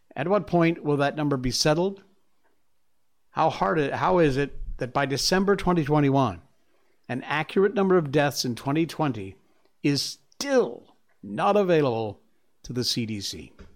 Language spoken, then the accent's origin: English; United States; moved away as an adult; now in Malaysia; I'm still an American at heart.